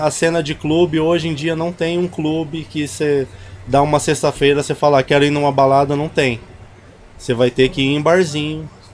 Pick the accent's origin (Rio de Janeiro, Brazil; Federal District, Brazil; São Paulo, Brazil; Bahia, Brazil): São Paulo, Brazil; Barretos; eu sou, sou de Barreto, sou chimpa